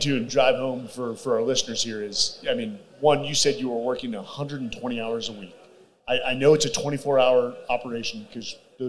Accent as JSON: {"language": "English", "town": "Virginia Beach", "region": "Virginia", "country": "United States", "lives_now": "Austin, United States", "said": "I came from Virginia Beach where you can't even get a good steak."}